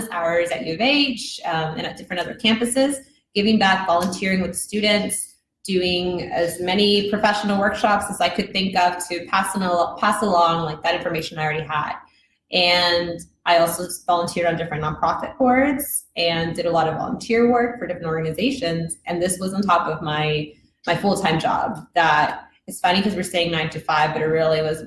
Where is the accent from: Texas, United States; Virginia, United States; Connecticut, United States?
Texas, United States; Houston; also born or lived in Mexico; I'm originally from Mexico, but I'm not really allowed to tell people I'm from Mexico anymore if I've been here since I was like 2-3 years old, but I still do it. And I grew up in the south side of Houston